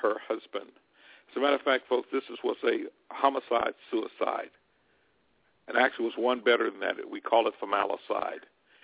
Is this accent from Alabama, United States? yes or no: yes; Alabama, United States; moved away; we grew up with back in Alabama